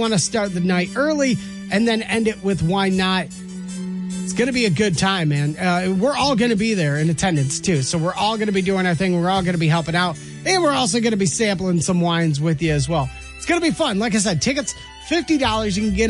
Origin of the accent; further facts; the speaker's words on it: Rochester Hills, Michigan, United States; So I found a interesting story about a little town I grew up next to. I grew up in Rochester Hills.